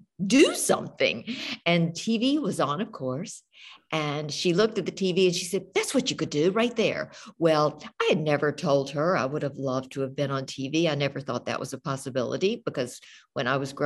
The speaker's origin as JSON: {"language": "English", "town": "Shelby", "region": "North Carolina", "country": "United States", "tie": "born or raised there", "said": "I was born in the absolute country outside of Shelby. Shelby's not big, but truthfully, Mark, I am so grateful for my small town roots in North Carolina."}